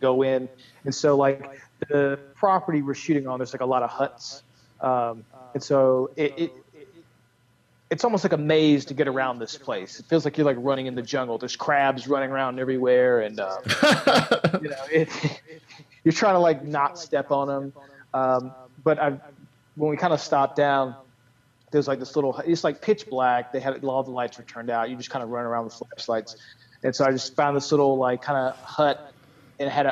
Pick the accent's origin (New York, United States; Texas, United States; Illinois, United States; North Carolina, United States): North Carolina, United States; now in California, United States; I'm being from the South, North Carolina